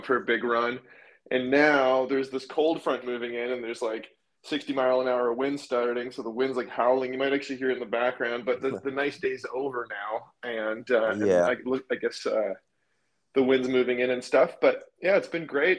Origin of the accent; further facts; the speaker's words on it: Ottawa, Ontario, Canada; moved away as an adult; now in Toronto, Canada; I was born and raised in Ottawa, Canada, which is the capital city up here